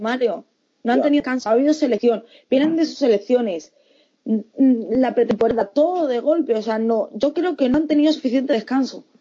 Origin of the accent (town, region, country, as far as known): Fuenlabrada, Community of Madrid, Spain